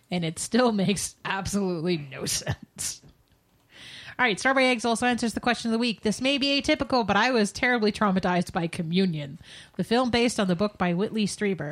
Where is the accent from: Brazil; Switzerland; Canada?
Canada; I'm Canadian